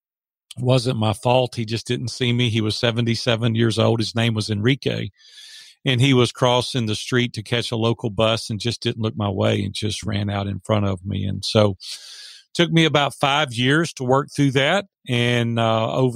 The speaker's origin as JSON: {"language": "English", "town": "Nashville", "region": "Tennessee", "country": "United States", "tie": "born or raised there", "said": "I was raised in Nashville, Tennessee, three generations deep here, so I love Nashville"}